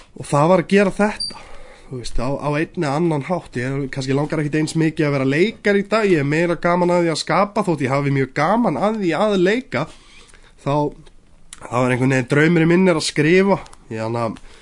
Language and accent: Icelandic; Iceland; við erum Íslendingar